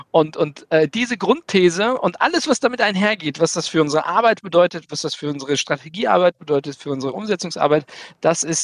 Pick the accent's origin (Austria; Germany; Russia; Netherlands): Germany; Kassel, Hesse; Äh, ich komme aus Kassel-Brauxel, habe äh, Wirtschaftsinformatik äh, zusammen mit IBM studiert